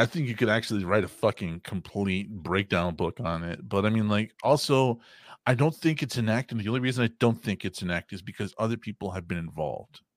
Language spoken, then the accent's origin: English; United States; we're American